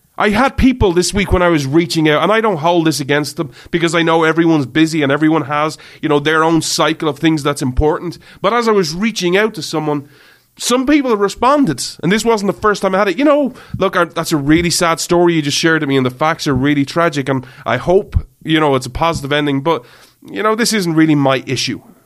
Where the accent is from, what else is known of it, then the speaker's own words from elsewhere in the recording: Ireland; I grew up in Ireland. I live in Ireland